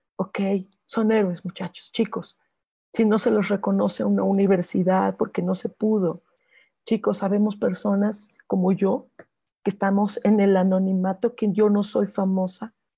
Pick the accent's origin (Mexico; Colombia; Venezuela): Mexico; yo, como mexicana